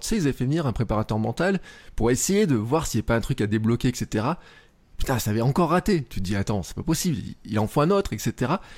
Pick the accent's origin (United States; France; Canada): France; Clermont-Ferrand, Auvergne-Rhône-Alpes; moi je suis à Clermont et à Clermont euh, quand j'étais gamin je jouais à l'ASM au foot